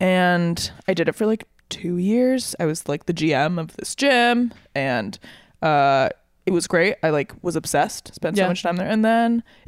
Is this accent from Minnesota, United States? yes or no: yes; St. Paul, Minnesota, United States; now in Brooklyn, United States; I'm from Minnesota, the Twin Cities, St. Paul specifically.